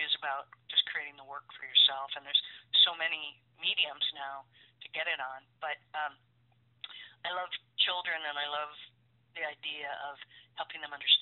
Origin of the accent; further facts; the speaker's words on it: Wisconsin, United States; moved away as an adult; also born or lived in New York; now in California, United States; I was born and raised in Wisconsin